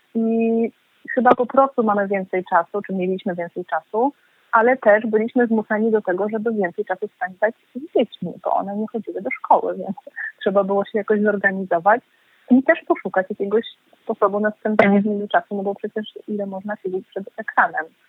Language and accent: Polish; Warsaw, Masovian Voivodeship, Poland; ja naprawdę jestem mieszczuchem, ja się urodziłam w Warszawie, moi rodzice pochodzą z Warszawy